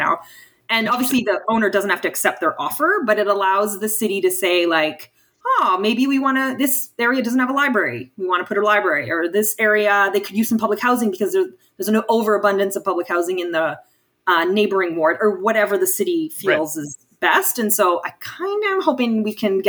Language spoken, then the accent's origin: English; Windsor, Ontario, Canada; moved away as an adult; now in Ottawa, Canada; I'm from Windsor